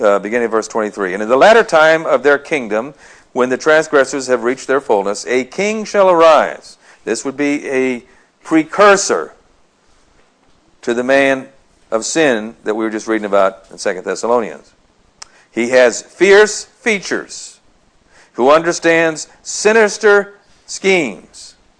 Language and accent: English; United States; we being American society